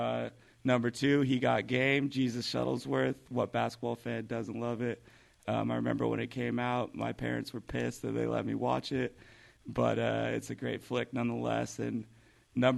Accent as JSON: {"language": "English", "town": "Shelton", "region": "Washington", "country": "United States", "tie": "born or raised there", "moved": "as an adult", "lives_now": "California, United States", "said": "I'm from a place called Shelton, Washington, in Western Washington, south, about an hour and a half south of Seattle, near the Olympia area. I grew up there my whole life, moved to California"}